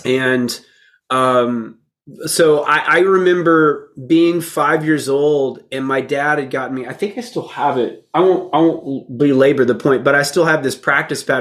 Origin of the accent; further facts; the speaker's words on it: Texas, United States; also born or lived in Florida; when we moved to Texas.